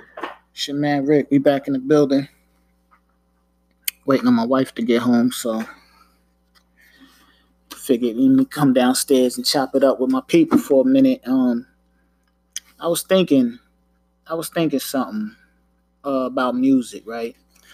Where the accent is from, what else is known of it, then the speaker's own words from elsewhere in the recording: Long Island, New York, United States; now in Maryland, United States; I'm from New York, right? I'm from New York, LI, right? And being that I'm from New York, I grew up on New York hip hop